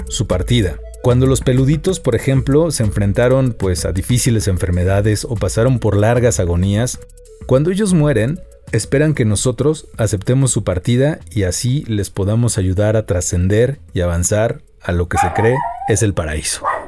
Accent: Mexico

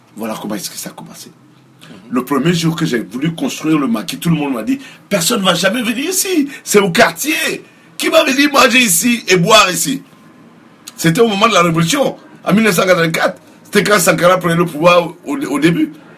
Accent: Ouagadougou, Centre, Burkina Faso; moved away as an adult; now in United States; je suis né à Ouaga, j'ai grandi à Ouaga

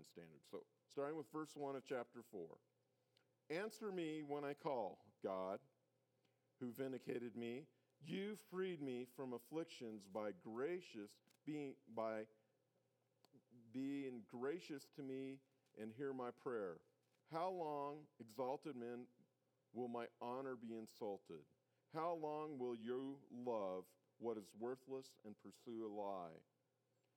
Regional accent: South Dakota, United States; moved away; I grew up in South Dakota

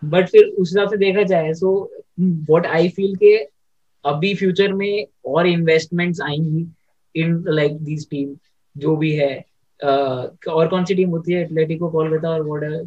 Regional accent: Delhi, India; मैं दिल्ली से हूँ

